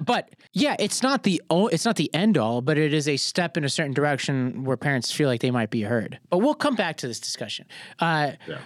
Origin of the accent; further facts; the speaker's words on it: New York City, New York, United States; I grew up in New York City